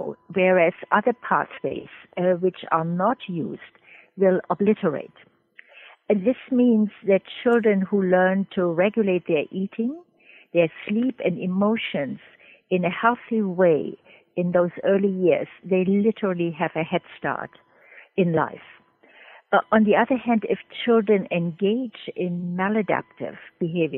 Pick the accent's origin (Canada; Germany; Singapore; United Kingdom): Germany; moved away as an adult; also born or lived in Trinidad; now in United States; I'm originally from Germany, and I met my late husband in medical school, and he did not want to stay in Germany